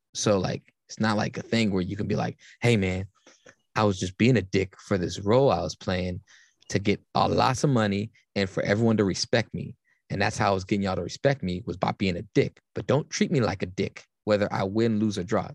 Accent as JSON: {"language": "English", "town": "Berkeley", "region": "California", "country": "United States", "tie": "born or raised there", "said": "growing up around Cal my whole life"}